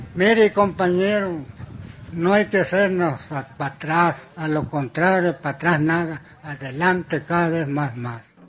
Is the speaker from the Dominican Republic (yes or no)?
no; Maycoba, Sonora, Mexico; Yo vengo de Maicoba, Sonora, municipio de Yecora, Sonora